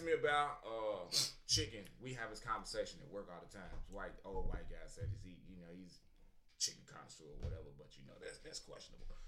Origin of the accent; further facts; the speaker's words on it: Louisville, Kentucky, United States; I've been living in Louisville 37 years, so my whole life basically.